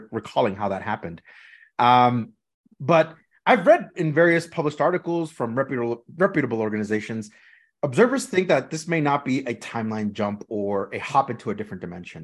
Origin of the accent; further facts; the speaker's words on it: Los Angeles, California, United States; we grew up in Los Angeles, California